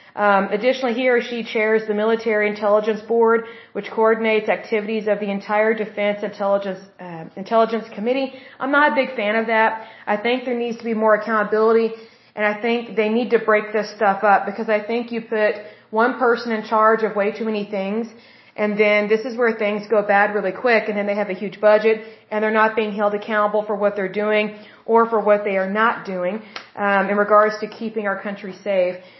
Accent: United States; as the American people

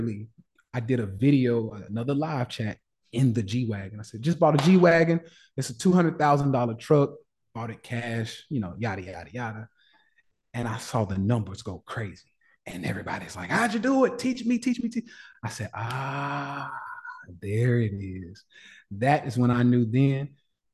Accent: Nashville, Tennessee, United States; I'm from the South, born and raised in Nashville, Tennessee

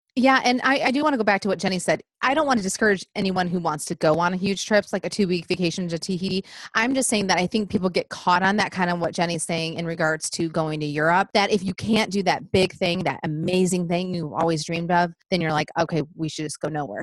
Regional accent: Michigan, United States; moved away as an adult; now in Nashville, United States; we live just outside of Nashville. We've been here 11 years and we're from Michigan

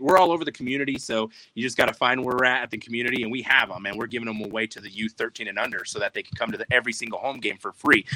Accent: New Mexico, United States; being born and raised in New Mexico, there's been just just growing up here.

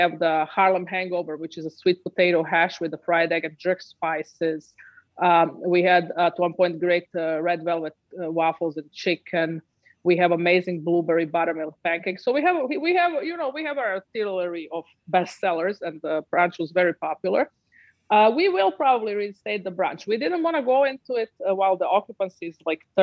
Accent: Northern Adriatic, Croatia; moved away as an adult; now in New York City, United States; I'm from Northern Adriatic, which is on a border of Italy. So Croatia in Northern Adriatic

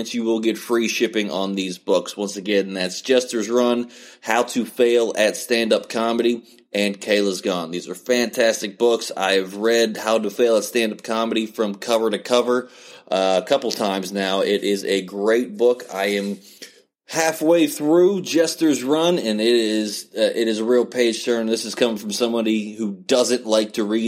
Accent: West Virginia, United States; somebody who was born and raised in West Virginia

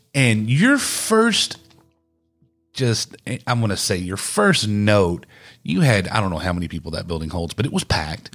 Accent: East Texas, United States; also born or lived in Cleburne, Texas / Godley, Texas; I was born in Cleburne, moved to East Texas, and grew up in a very small t-, town

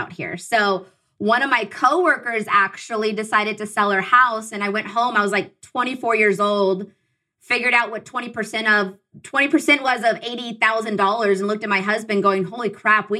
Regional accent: Southern California, United States; I'm from Southern California. My husband and I are.

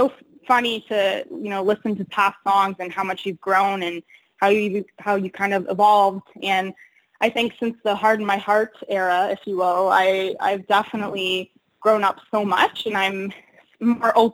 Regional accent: Windsor, Ontario, Canada; coming from Windsor and, you know, growing up there, and that's where I started in music

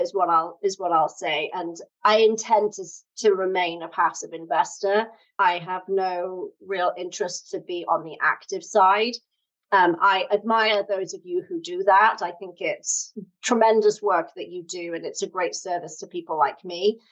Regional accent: United Kingdom; moved away as an adult; now in United States; as you can tell from my funny accent, I'm from the UK originally, but I've lived in the US for 13 years.

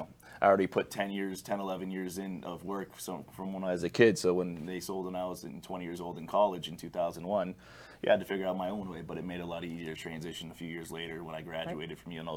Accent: Las Vegas, Nevada, United States; I'm born and raised in Vegas.

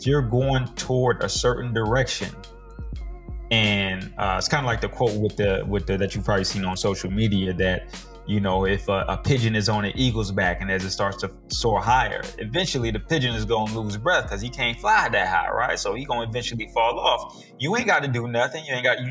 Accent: Michigan, United States; moved away as an adult; We came down from Michigan together. We went to junior high and high school together.

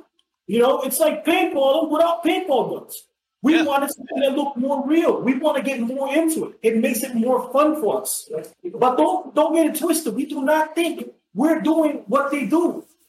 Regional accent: Cuba; moved away; I was born in Cuba

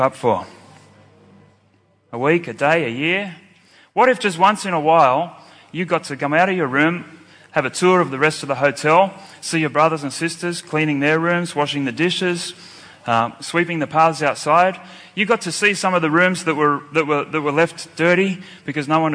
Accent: Sydney, New South Wales, Australia; I'm from Sydney, Australia

